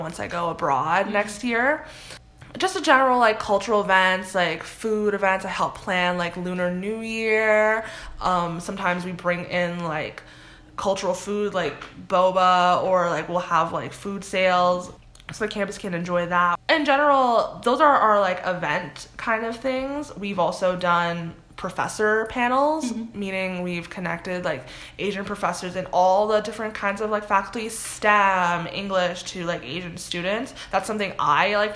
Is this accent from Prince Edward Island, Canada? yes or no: no; Toronto, Ontario, Canada; moved away as an adult; now in Ohio, United States; I'm from Scarborough, Toronto